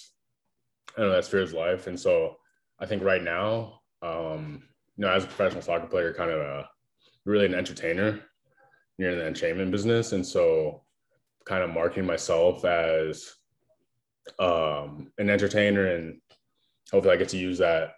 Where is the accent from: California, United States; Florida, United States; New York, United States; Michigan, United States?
Florida, United States; South; I was born and raised in South Florida